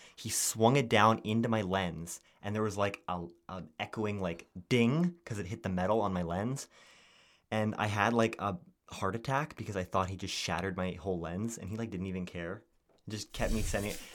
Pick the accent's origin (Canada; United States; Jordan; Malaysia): Canada; we're like, "Canada."